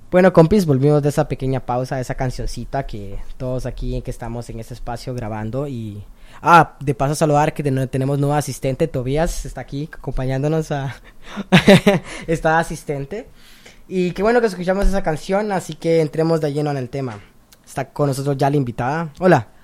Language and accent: Spanish; Honduras; Yo especialmente vengo de Honduras